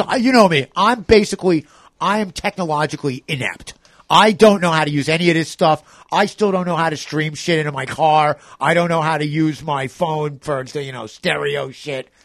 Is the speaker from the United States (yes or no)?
yes; New York City, New York, United States; as a New Yorker